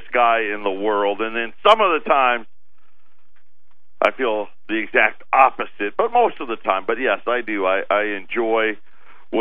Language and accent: English; Syracuse, New York, United States; I was born and raised in Syracuse, New York, upstate